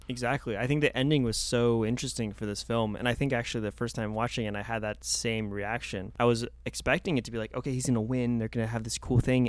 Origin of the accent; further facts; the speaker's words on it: Los Angeles, California, United States; born and raised in Los Angeles